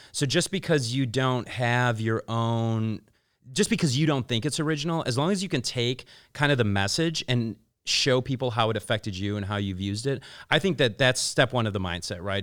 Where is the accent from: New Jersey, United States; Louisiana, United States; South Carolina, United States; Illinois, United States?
Illinois, United States; Chicago; moved away as an adult; now in Los Angeles, United States; I'm originally from Chicago. I've been back and forth in L A for about ten, twelve years now